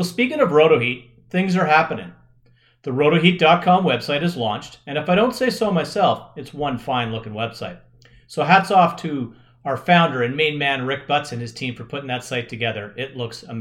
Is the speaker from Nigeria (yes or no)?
no; Canada; I am Canadian